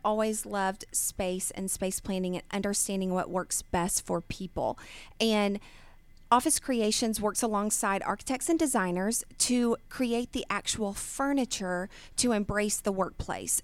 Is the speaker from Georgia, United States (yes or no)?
yes; Snellville, Georgia, United States; I was born and raised here in Georgia, um, and I grew up in Snellville